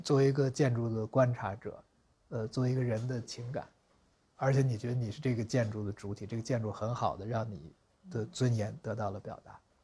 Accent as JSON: {"language": "Chinese", "region": "Beijing", "country": "China", "tie": "born or raised there", "said": "北京的劈柴胡同"}